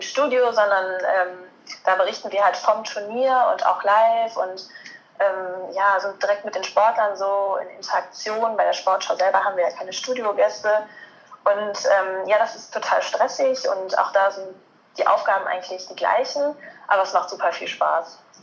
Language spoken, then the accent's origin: German; near Cologne, North Rhine-Westphalia, Germany; ich komme gebürtig aus der Nähe von Köln, studiere jetzt gerade in Köln